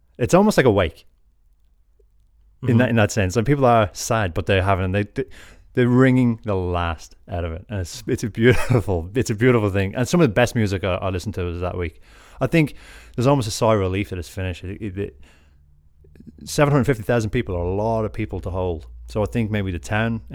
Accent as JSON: {"language": "English", "town": "Drogheda", "region": "Leinster", "country": "Ireland", "tie": "born or raised there", "said": "I grew up in Drogheda."}